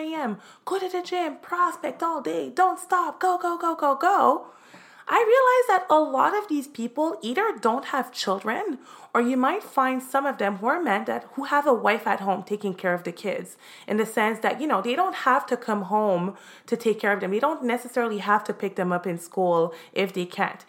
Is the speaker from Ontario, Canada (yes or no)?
no; Montreal, Quebec, Canada; now in Miami, United States; I'm originally from Montreal, Canada. I'm now living in Miami, Florida